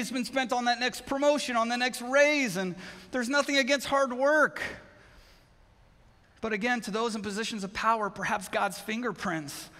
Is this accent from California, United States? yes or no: yes; Southern California, United States; now in Connecticut, United States; I grew up in Southern California